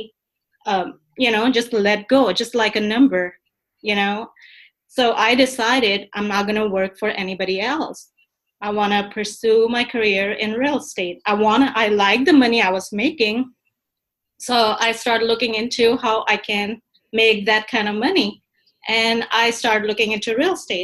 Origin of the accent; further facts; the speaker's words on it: Pakistan; moved away as an adult; I am actually from Pakistan. I moved here when I was 21